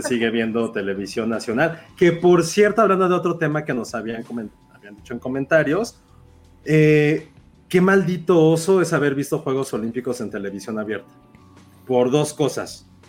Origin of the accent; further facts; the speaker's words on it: Mexico; Somos muy malos mexicanos